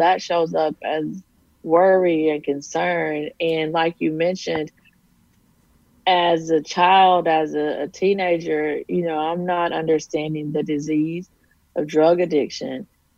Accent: Texas, United States; I grew up in rural East Texas. My mom was a nurse. My stepdad worked at the local coal mine. And I grew up in a town of about 1,200 people

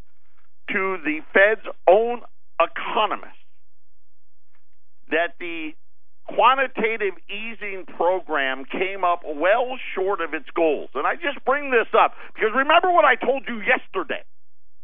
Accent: Syracuse, New York, United States; I grew up in Syracuse, right? The East Coast

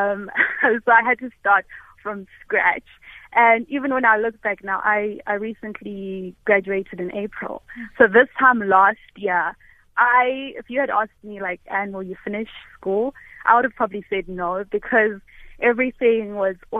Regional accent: South Africa; born or raised there; English is a second language; also born or lived in Malawi

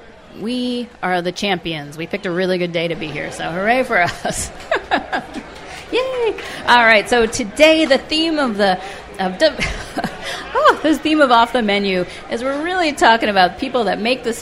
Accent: New York City, New York, United States; now in Minnesota, United States; I grew up in New York City, and went to grade school in Queens, which is a most multicultural part of the world.

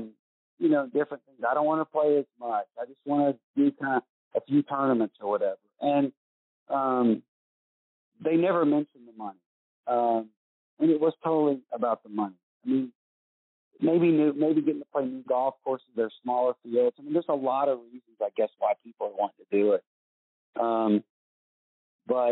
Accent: United States; I'm from the United States

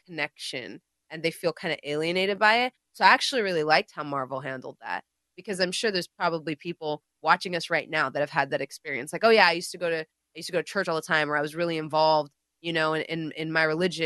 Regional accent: India; I'm Indian

